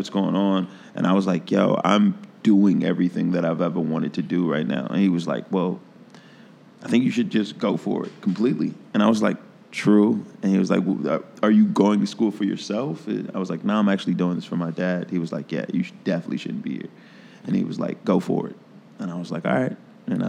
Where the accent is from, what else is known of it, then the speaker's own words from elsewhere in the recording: Philadelphia, Pennsylvania, United States; now in Chicago, United States; I came to Chicago from Philly with my friend Joey Mays, and then I met El Boogie and...